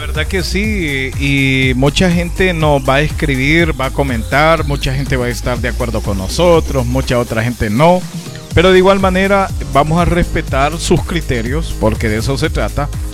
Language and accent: Spanish; Honduras; nosotros mismos como hondureños